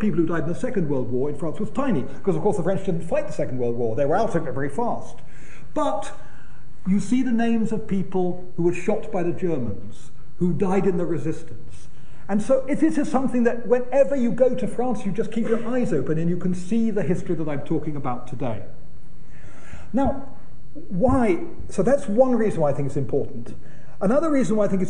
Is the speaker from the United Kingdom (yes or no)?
yes; United Kingdom; being British